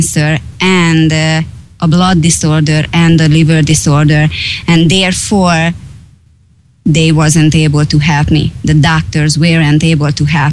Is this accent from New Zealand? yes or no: no; Hungary; English is a second language; moved away; I am from Hungary. I was born 43 years ago